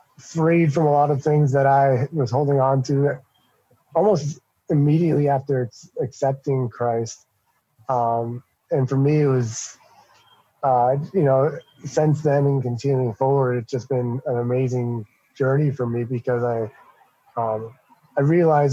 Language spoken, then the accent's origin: English; Massachusetts, United States; we're from Massachusetts, so every other word is a swear